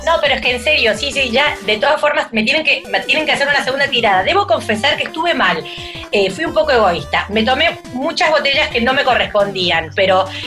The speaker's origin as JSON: {"language": "Spanish", "region": "Córdoba", "country": "Argentina", "tie": "born or raised there", "also_born_or_lived": "Mendoza, Argentina", "said": "Yo nací en Mendoza, pero después he vivido toda mi vida en Córdoba. Viví parte, de eh, mi primera infancia en Mendoza y después en Córdoba"}